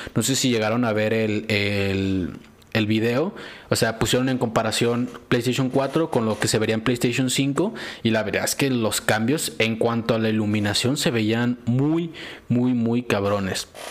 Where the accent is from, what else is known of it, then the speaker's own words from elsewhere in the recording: Mexico; nosotros que somos de México